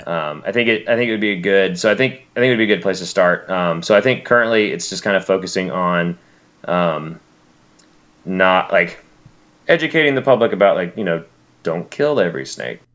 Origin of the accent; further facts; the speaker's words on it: Alabama, United States; now in South Florida, United States; where I grew up in Alabama